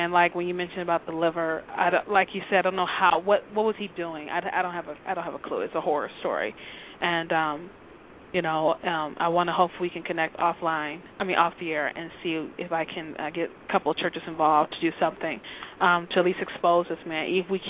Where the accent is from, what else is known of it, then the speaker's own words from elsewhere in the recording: Detroit, Michigan, United States; I'm 2 miles away from Detroit, so I'm like 2 miles away, so I'm not in the city of Detroit, but I consider myself a Detroiter because I grew up in Detroit all my life